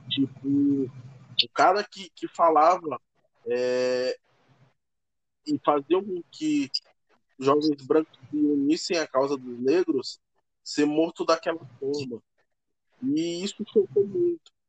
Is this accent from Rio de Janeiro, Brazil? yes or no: no; Maranhão, Brazil; eu cresci na favela, eu cresci aqui em São Francisco.